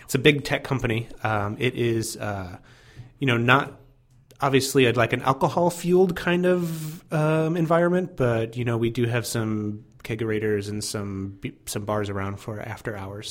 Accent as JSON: {"language": "English", "town": "Fort Wayne", "region": "Indiana", "country": "United States", "tie": "born or raised there", "said": "I grew up in Fort Wayne, Indiana"}